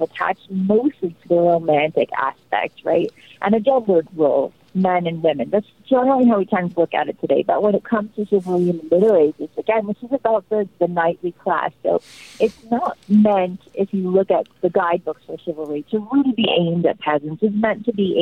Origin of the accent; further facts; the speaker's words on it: Canada; I'm Canadian